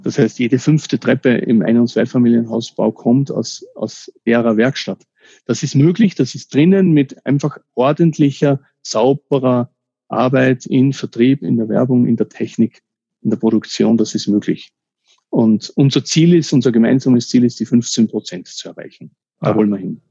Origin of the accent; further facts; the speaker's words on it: Austria; first language German; mich als Österreicher